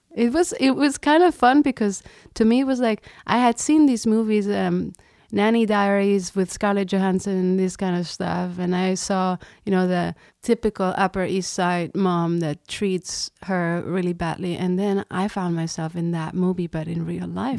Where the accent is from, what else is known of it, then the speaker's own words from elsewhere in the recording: Reus, Catalonia, Spain; now in New York, United States; I grew up in Reus, which is a small city a couple hours south of Barcelona